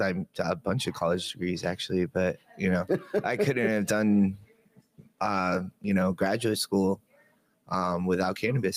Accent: Canada; I'm from Canada too, man.

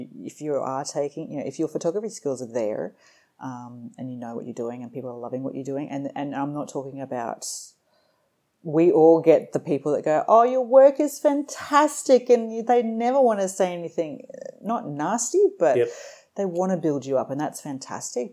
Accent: Middlemount, Queensland, Australia; also born or lived in Bundaberg / Rockhampton; I grew up in a mining town called Middlemount

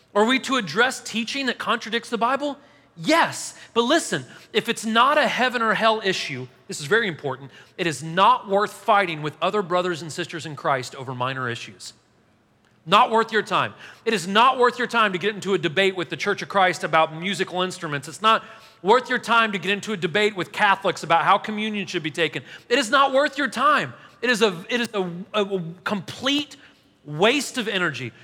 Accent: Nashville, Tennessee, United States

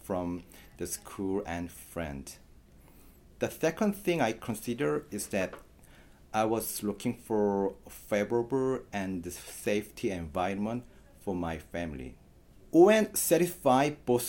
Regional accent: South Korea; moved away as an adult; now in United States; from South Korea

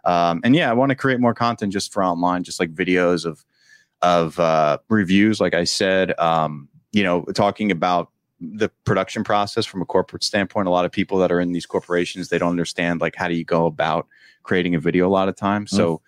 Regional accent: Edison, New Jersey, United States; finished an active shooter training video for Middlesex County College in New Jersey, in Edison, actually, my hometown.

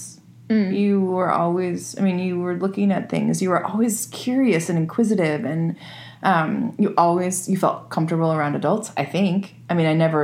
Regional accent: Northwest, United States; moved away; also born or lived in California; I'm from the Northwest

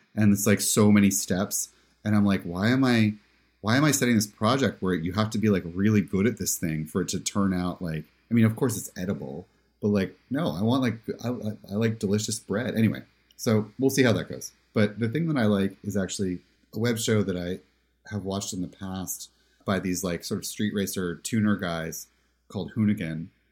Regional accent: Pennsylvania, United States; I'm from Pennsylvania

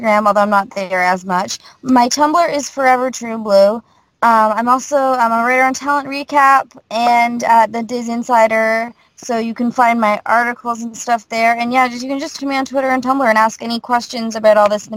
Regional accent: Canada; I'm Canadian.

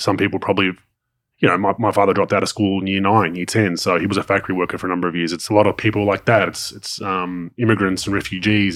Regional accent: Dandenong, Victoria, Australia; I grew up near Debby Hills and Dandenong.

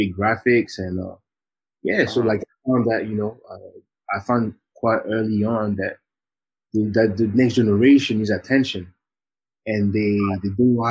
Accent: Geneva, Switzerland; moved away as an adult; also born or lived in Leeds, United Kingdom; I was born and raised in Geneva

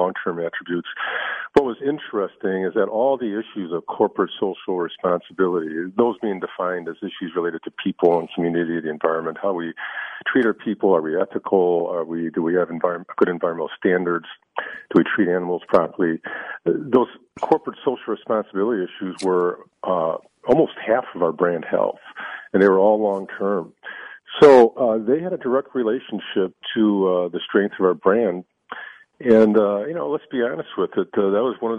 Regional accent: Chicago, Illinois, United States; I grew up in the 60s, and I grew up in Chicago, South Side

